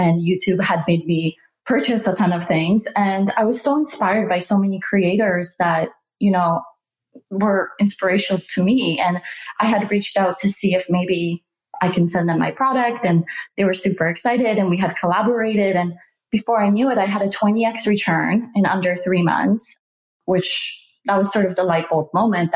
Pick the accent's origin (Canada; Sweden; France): Canada; moved away as an adult; also born or lived in Silicon Valley; move to Silicon Valley because we're both Canadian